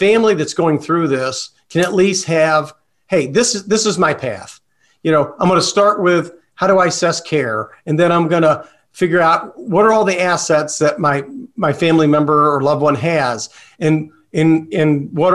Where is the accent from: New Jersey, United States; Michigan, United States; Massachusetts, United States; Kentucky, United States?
Kentucky, United States; Louisville; now in Lee's Summit, United States; I grew up in Louisville